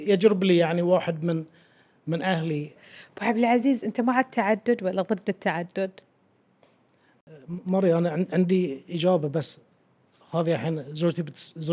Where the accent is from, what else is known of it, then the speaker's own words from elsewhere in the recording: Bahrain; عندنا في البحرين